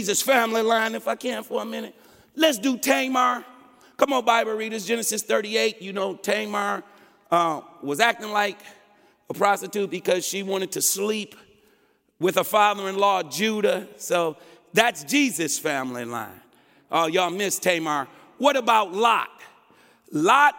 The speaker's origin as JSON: {"language": "English", "town": "Detroit", "region": "Michigan", "country": "United States", "moved": "yes", "lives_now": "Des Moines, United States", "said": "I'm from Detroit, Michigan, 95% black. But I have to bring my cycle of socialization to Des Moines, Iowa, which is 95% white."}